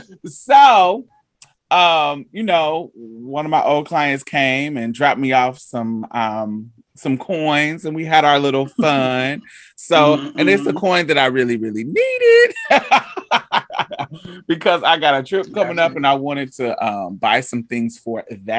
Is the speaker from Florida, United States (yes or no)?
no; Indiana, United States; also born or lived in Boston / Chicago; now in Houston, United States; Well, I grew up in Indiana, Boston, Chicago area.